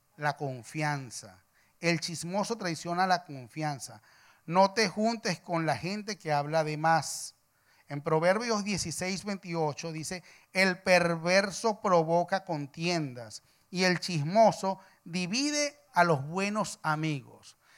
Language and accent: Spanish; Venezuela; soy venezolano